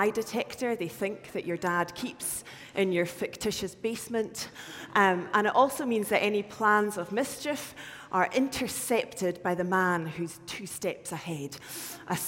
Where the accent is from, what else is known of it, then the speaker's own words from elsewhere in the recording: the Highlands, Scotland, United Kingdom; moved away; I'm from the Highlands